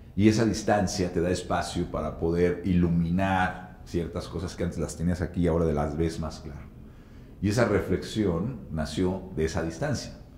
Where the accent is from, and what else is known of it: Mexico